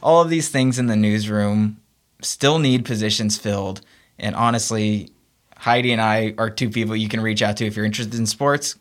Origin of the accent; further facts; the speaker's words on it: Memphis, Tennessee, United States; moved away; I'd love to get back to Memphis and work for my hometown team, the Memphis Grizzlies